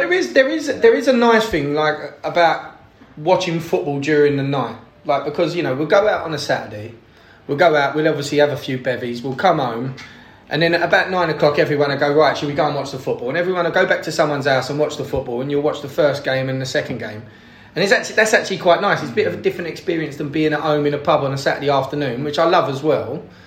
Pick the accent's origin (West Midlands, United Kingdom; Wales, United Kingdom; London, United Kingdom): London, United Kingdom; now in Sydney, Australia; I'm from East London